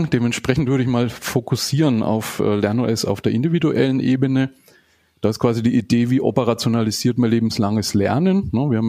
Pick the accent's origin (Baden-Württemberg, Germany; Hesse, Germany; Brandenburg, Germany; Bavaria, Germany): Bavaria, Germany; Nuremberg; äh, auch aus Nürnberg wie du, 44 Jahre, ähm, verheiratet, habe eine neunjährige Tochter, lebe auch hier in Nürnberg